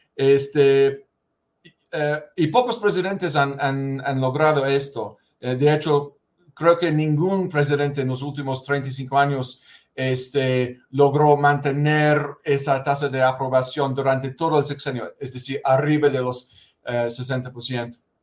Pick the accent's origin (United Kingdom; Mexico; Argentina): United Kingdom; Spanish is a second language; moved away; la iglesia anglicana en mi país, en, Gran Bretaña